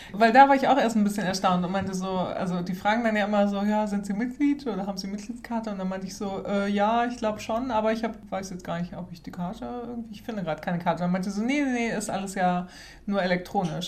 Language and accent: German; Germany; now in Sweden; wir als Deutsche